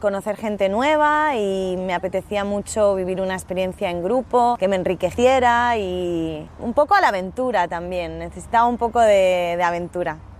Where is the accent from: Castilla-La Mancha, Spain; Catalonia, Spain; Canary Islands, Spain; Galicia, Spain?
Catalonia, Spain; Barcelona; tengo 35 años y soy de Barcelona